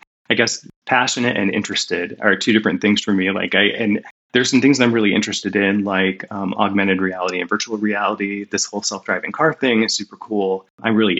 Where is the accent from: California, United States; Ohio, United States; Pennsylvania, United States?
Ohio, United States; Northwest; moved away as an adult; also born or lived in Decatur, Illinois / Seattle; I grew up in Northwest Ohio in a very rural area